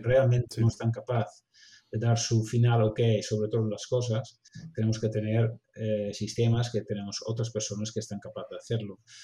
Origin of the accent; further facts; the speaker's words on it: Netherlands; Spanish is a second language; moved away as an adult; now in Barcelona, Spain; como holandés